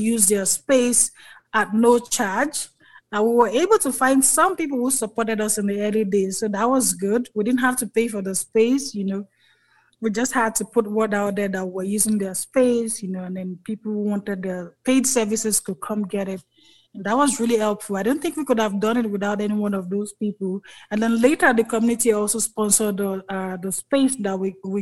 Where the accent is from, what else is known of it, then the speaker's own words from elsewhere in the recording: Lagos, Nigeria; moved away as an adult; now in Kigali, Rwanda; we grew up in Lagos, that's why we all went to school, primary, secondary, before my dad retired and decided to go back to his village.